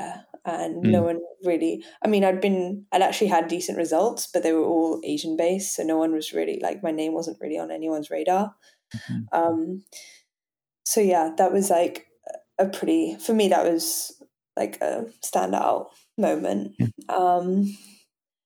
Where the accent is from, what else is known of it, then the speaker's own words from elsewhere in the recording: Geneva, Switzerland; also born or lived in Hong Kong / London, United Kingdom; I grew up in Geneva, like like very near France